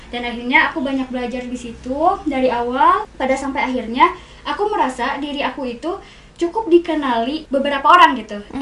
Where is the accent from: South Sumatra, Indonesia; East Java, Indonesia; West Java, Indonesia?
West Java, Indonesia; Bandung; born or raised there; also born or lived in Garut